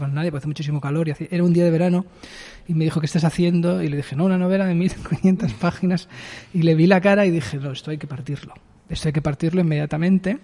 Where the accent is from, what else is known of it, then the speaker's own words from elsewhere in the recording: Barcelona, Catalonia, Spain; also born or lived in Eixample, Barcelona; Yo soy de Sans y he pasado toda mi vida hasta los 28 en Sans Las Corus